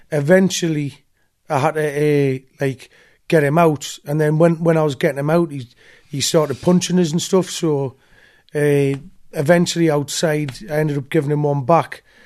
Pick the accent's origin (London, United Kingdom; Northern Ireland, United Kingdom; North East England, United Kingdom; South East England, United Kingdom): North East England, United Kingdom; Newcastle upon Tyne; At the East End of Newcastle